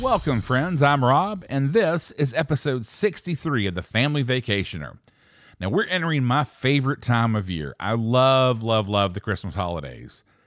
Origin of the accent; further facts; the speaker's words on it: Helen, Georgia, United States; growing up around Helen